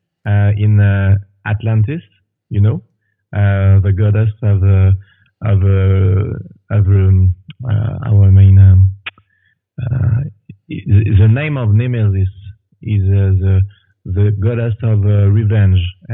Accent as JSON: {"language": "English", "country": "France", "tie": "born or raised there", "moved": "as an adult", "lives_now": "Quebec, Canada", "said": "I was born in France. And now I live in Canada, Quebec, for 16 years."}